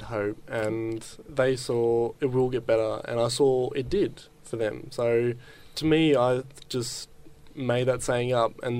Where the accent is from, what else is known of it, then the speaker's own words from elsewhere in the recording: Geelong, Victoria, Australia; I'm from Geelong, born and bred. Haven't moved my whole life